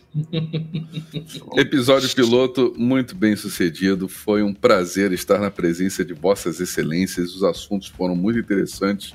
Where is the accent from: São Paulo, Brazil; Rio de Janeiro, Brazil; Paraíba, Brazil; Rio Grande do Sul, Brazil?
Rio de Janeiro, Brazil; eu sou carioca, moro no Rio